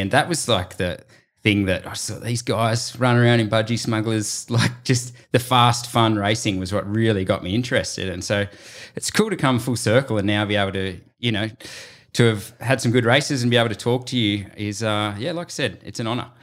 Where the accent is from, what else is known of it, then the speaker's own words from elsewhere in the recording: Lord Howe Island, New South Wales, Australia; Cam Wirth and I were both sort of growing up on Lord Howe Island